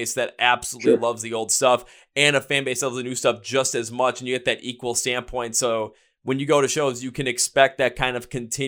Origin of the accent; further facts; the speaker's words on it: Milwaukee, Wisconsin, United States; I'm from Milwaukee, Wisconsin